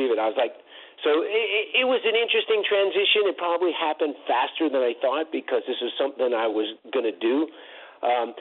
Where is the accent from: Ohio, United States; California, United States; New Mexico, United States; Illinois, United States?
California, United States; East Bay; so I was all East Bay because I grew up in the East Bay.